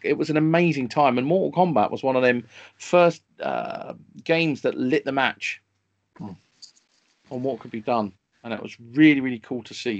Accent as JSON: {"language": "English", "region": "London", "country": "United Kingdom", "tie": "born or raised there", "said": "I grew up in North London, which is a, a wonderful part of London to grow up in."}